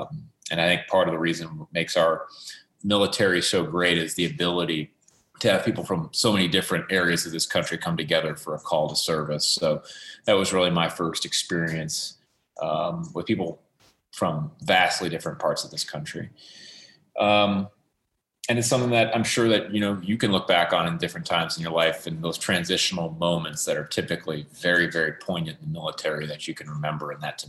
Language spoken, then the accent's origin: English; Fort Knox, Kentucky, United States; born there; I grew up in a military family. I was born in Fort Knox, Kentucky, actually, while my dad was on active duty at armor school at the time.